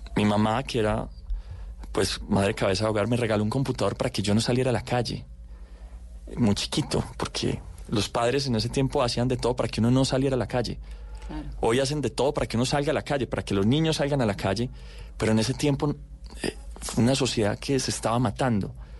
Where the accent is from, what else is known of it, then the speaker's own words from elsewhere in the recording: Medellín, Antioquia, Colombia; also born or lived in United States; Yo nací en Campo Valdés, crecí en el Tricentenario